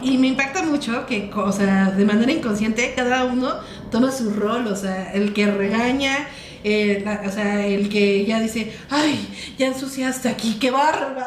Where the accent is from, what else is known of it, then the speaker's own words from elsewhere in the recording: Mexico; moved away as an adult; now in Mexico City, Mexico; de mi pueblo aquí a la ciudad